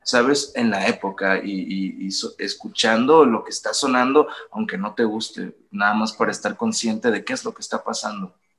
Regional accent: Los Cabos, Baja California Sur, Mexico; moved away as an adult; now in Mexico City, Mexico; yo soy de una ciudad que se llama Los Cabos, Baja California Sur, que es todo playa y cosa bonita, y luego me vine acá a la Ciudad de México

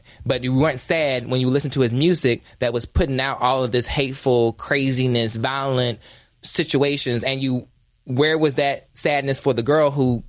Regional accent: Ahoskie, North Carolina, United States; I'm from North Carolina

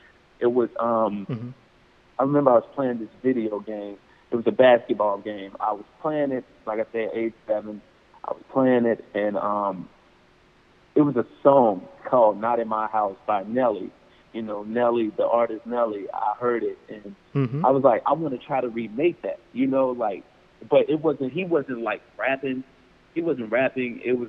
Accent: Chicago, Illinois, United States; we moved back to Chicago, mm-hmm. and I was raised in South Shore from 2002 until, you know, I got on my own, you know, really.

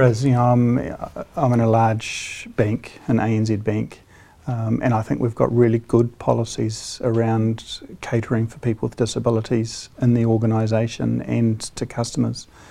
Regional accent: Hawke's Bay, New Zealand; I grew up in Hawke's Bay

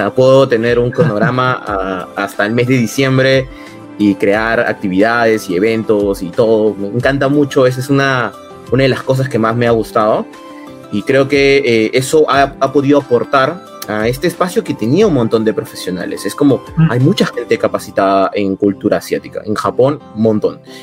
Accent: Peru; la mitad somos peruanos

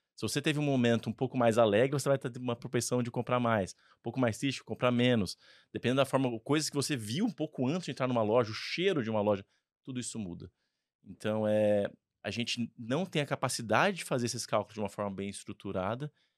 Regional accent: Ribeirão Preto, São Paulo, Brazil; accent: R caipira; eu sou de Ribeirão Preto. É, então você também vai ver algum R aqui do meu lado

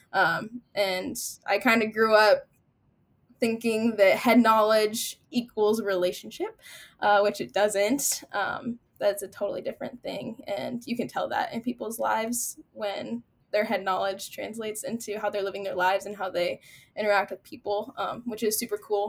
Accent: near Wayne, Nebraska, United States; Wayne State College, which is 10 minutes from my hometown

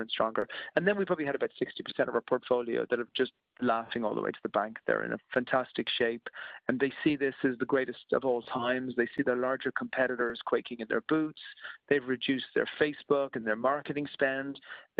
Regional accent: Ireland; moved away; I'm Irish originally, and I speak to a lot of my friends back in Ireland

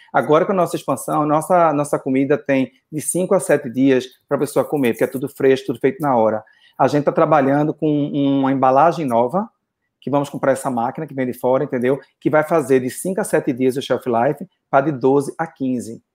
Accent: Brazil; moved away as an adult; Eu sei no Brasil, eu já montei casa no Brasil, já fiz outra coisa, trabalhei no Brasil

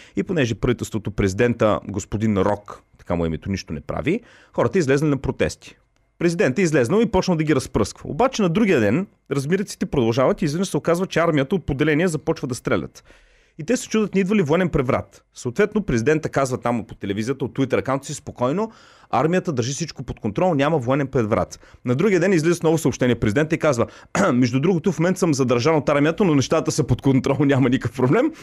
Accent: Bulgaria; аз също се гордея като българин

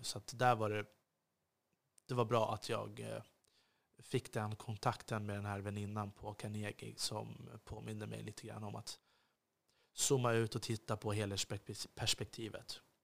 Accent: Sweden

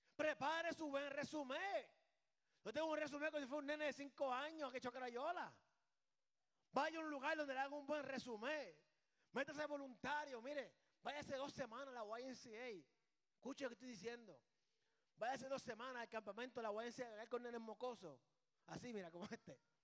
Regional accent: Puerto Rico; Aquí somos boricuas.

